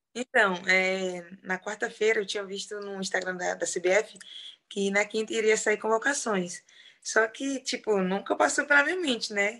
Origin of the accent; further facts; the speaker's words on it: União, Piauí, Brazil; now in Madrid, Spain; sou do interior do Piauí, lá do interiorzinho, Lagoa do Governo, no município de União